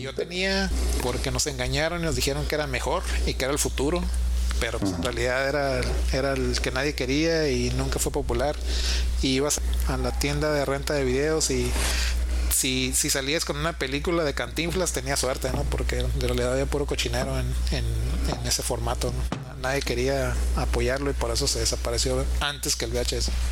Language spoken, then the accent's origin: Spanish; Mexico; como mexicanos tenemos